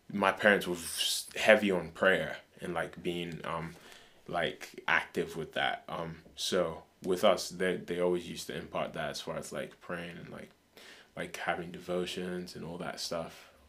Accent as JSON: {"language": "English", "town": "Lokoja", "region": "Kogi", "country": "Nigeria", "tie": "born or raised there", "also_born_or_lived": "Kaduna", "said": "So I was born in Kaduna, but we moved to a state called Lokoja, which is like in the middle belt, like two hours away from the capital."}